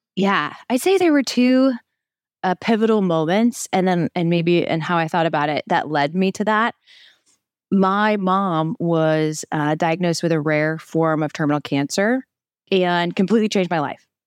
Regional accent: Midwest, United States; moved away; my family that still was in my hometown, my very small hometown in the middle of the Midwest.

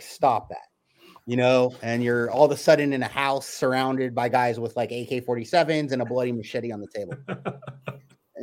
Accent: California, United States; I'm a California native, and I've been here my whole life.

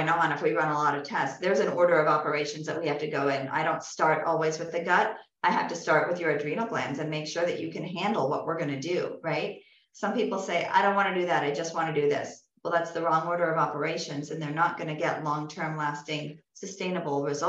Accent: California, United States; moved away; also born or lived in the South; I'm from California

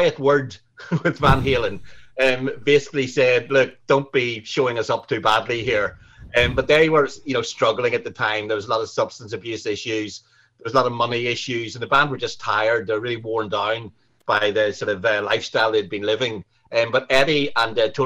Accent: Newcastle, Northern Ireland, United Kingdom; now in London, United Kingdom; I'm from Northern Ireland

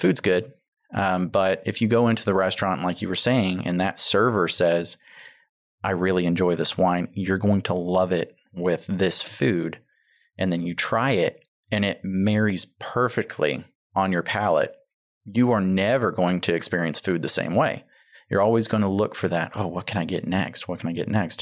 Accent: Tomball, Texas, United States; I grew up in the Tomball area

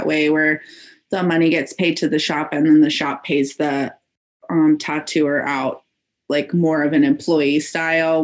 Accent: Phoenix, Arizona, United States; now in Portland, United States; I'm in Portland, Oregon right now, but I'm originally from Phoenix, Arizona.

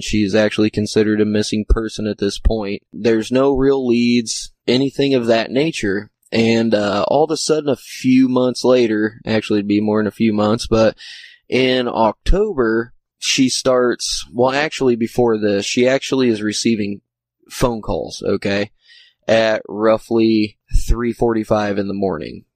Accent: Indiana, United States; I'm from the Midwest, I'm from Indiana

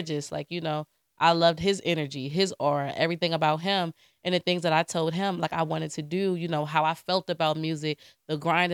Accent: DMV, DC metropolitan area, United States; I'm DMV. DMV.

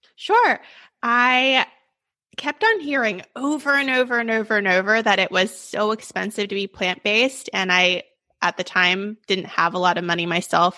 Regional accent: Sacramento, California, United States; I'm from Sacramento, born and raised

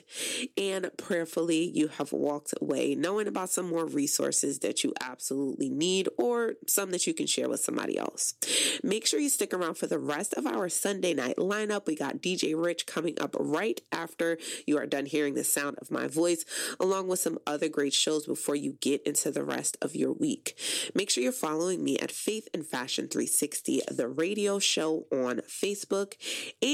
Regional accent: Paterson, New Jersey, United States; moved away; I am originally from Paterson, New Jersey

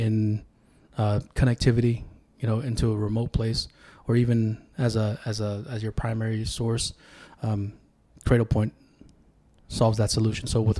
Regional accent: Kuna, Idaho, United States; first language Tongan; English is a second language; also born or lived in Sacramento, California; I'm from Cuna.

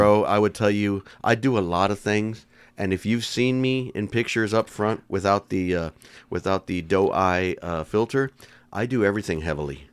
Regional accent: San Antonio, Texas, United States; I gotta go with my hometown team.

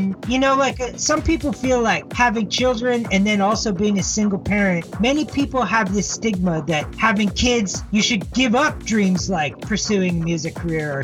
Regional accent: Victoria, British Columbia, Canada; also born or lived in Japan / Tokyo; now in Toronto, Canada; I grew up in Victoria, which is a small town in BC

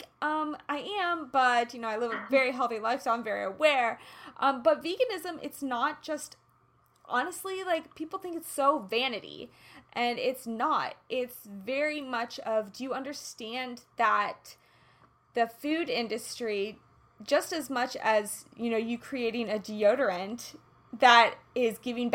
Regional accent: Kansas City, Kansas, United States; I'm from Kansas

